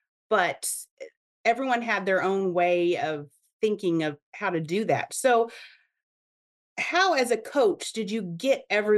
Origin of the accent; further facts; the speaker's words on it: Oklahoma, United States; So I grew up in Oklahoma too, and I was one of the last few classes that actually played 6-on-6.